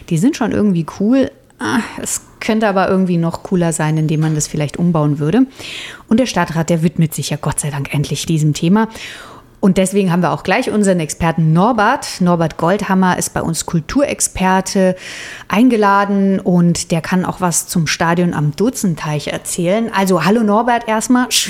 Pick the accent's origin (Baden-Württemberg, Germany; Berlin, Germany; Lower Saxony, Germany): Berlin, Germany; now in Nuremberg, Germany; Ich komme ja ursprünglich aus Berlin und da war ja eher die Gefahr, dass ich mal eben umgefahren wurde